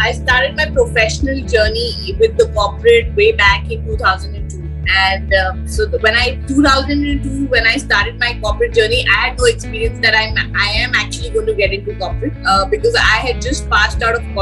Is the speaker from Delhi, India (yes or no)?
yes; Delhi, India; also born or lived in Gurgaon; now in Pune, India; I'm a complete Delhiite born and brought up in Delhi